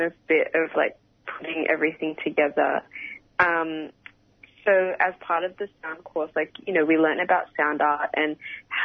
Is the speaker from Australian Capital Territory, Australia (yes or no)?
no; Melbourne, Victoria, Australia; growing up in Australia